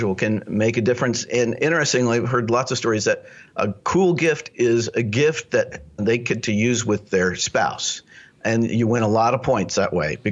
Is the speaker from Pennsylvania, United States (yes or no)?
no; Lawrence, Kansas, United States; I grew up in Lawrence, Kansas, where the University of Kansas is.